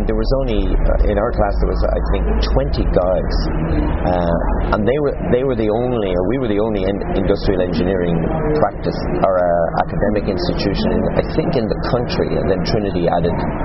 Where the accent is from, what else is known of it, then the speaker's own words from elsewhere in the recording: Galway, Connacht, Ireland; I'm from Galway, as you said, and I did actually engineering in Galway